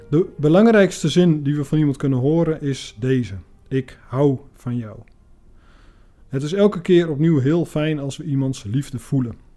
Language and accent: Dutch; Iran; Dutch is a second language; ik kom uit Iran.